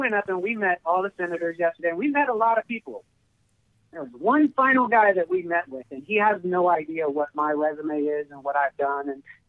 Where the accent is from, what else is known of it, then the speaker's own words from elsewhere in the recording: Kansas City, Missouri, United States; I'm originally from Kansas City, Missouri.